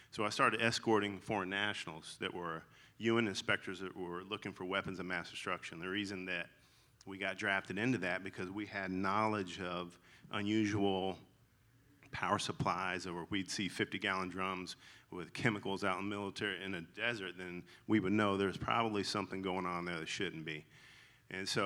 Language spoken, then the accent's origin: English; the South, United States; accent: twang; So if you hear a twang in my voice, that's I'm I'm legally allowed to say y'all because I'm from the South.